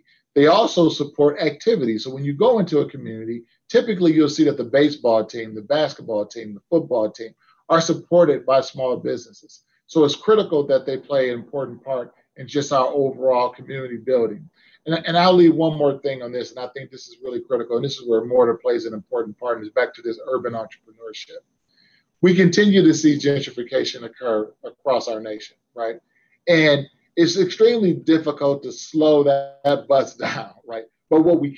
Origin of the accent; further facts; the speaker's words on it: Detroit, Michigan, United States; now in Cincinnati, United States; my hometown of Detroit